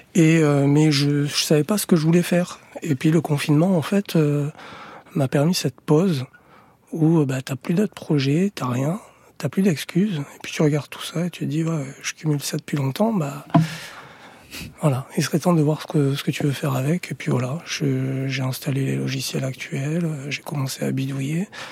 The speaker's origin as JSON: {"language": "French", "country": "France", "tie": "born or raised there", "also_born_or_lived": "Ménilmontant, Paris / Valencia, Spain", "moved": "yes", "said": "Moi, je suis né en France. Euh, je me sens français."}